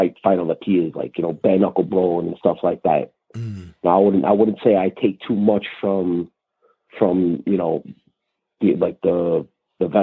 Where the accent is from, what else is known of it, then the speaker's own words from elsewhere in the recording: New York City, New York, United States; I came from South Brooklyn, New York, like Red Hook, Cow Gardens